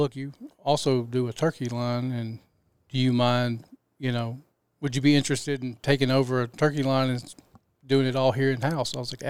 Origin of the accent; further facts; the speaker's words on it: Memphis, Tennessee, United States; I'm here from Memphis.